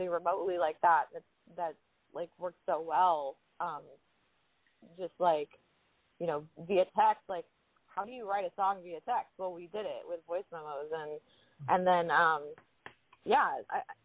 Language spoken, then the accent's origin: English; Hawaii, United States; we're both from Hawaii